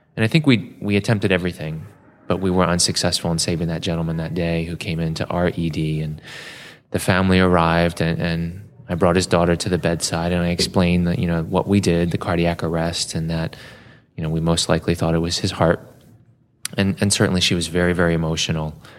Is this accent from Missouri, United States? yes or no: no; Baltimore, Maryland, United States; I was born in Baltimore at a little community hospital just down the road from where I currently practice at the University of Maryland. And for the first few years of my life, grew up in the city.